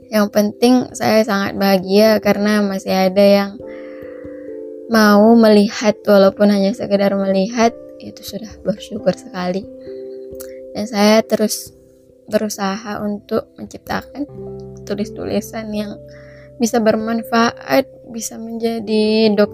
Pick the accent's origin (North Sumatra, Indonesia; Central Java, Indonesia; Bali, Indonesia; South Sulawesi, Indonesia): North Sumatra, Indonesia; Mandailing Natal; born there; terutamanya di Sumatera Utara khususnya di Mandailing Natal tempat kelahiran saya.